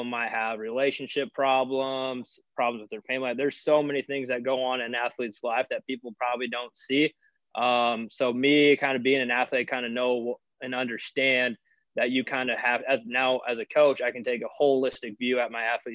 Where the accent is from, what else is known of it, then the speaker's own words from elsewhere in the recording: Missouri Valley, Iowa, United States; moved away as an adult; also born or lived in Pella, Iowa / Cedar Falls, Iowa; I'm actually from a small town in Iowa called Missouri Valley, right on the Missouri River